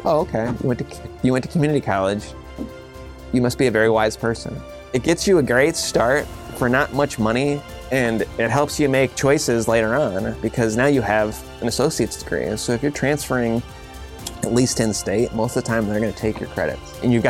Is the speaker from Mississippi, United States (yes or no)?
no; Kankakee, Illinois, United States; I'm born and raised in Kankakee, Illinois. I grew up on Chicago Avenue in the historical district.